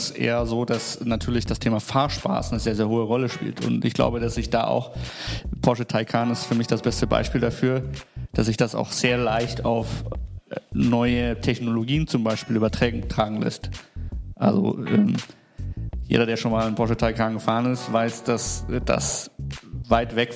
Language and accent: German; Nuremberg, Bavaria, Germany; born there; now in Düsseldorf, Germany; Ähm, ich bin tatsächlich geboren in Nürnberg, in der langweiligsten Stadt in Deutschland gefühlt. Ähm, bin jetzt seit sieben Jahren knapp Wahl Düsseldorfer, 28 Jahre alt.